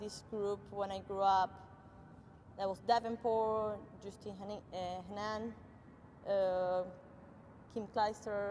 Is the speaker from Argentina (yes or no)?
yes; northern Argentina, Argentina; moved away as an adult; also born or lived in Kansas / West Florida; now in United States; I'm originally from Argentina. I grew up in a small city up north in Argentina